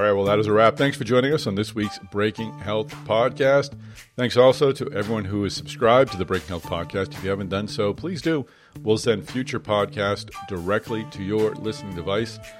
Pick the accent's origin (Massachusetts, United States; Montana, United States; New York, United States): Massachusetts, United States; Boston; Boston, my hometown.